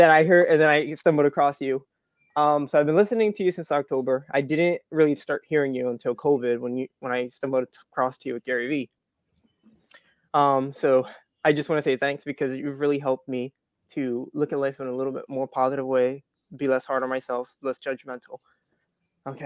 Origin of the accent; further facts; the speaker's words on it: Atlantic City, New Jersey, United States; moved away as an adult; now in Florida, United States; I was originally from South Jersey. I grew up Atlantic City.